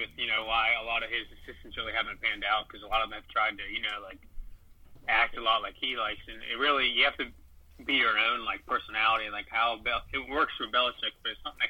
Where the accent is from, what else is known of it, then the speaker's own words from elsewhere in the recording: Pittsburgh, Pennsylvania, United States; we're both from Pittsburgh